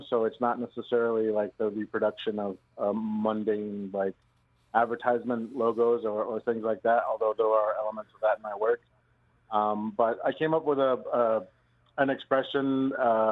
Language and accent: English; Onondaga Nation, New York, United States; also born or lived in Santa Fe, New Mexico; Syracuse is really close to my reserve where I grew up, the Onondaga Nation. So basically, it's my hometown